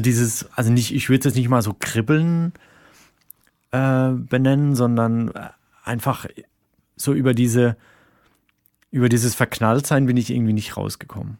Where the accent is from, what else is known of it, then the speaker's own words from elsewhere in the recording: Rhine-Neckar, Germany; moved away as an adult; now in Berlin, Germany; da, wo ich herkomme, so die, die Rhein-Neckar-Region